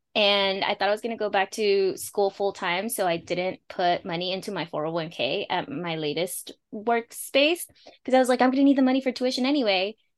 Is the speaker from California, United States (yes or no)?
yes; Los Angeles, California, United States; first language Spanish; English is a second language; I'm a first-gen daughter of Mexican Purepecha Indigenous immigrants, born and raised in Los Angeles, California